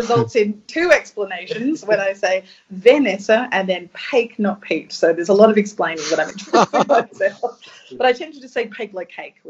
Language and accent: English; Adelaide, South Australia, Australia; now in Melbourne, Australia; I was born in Adelaide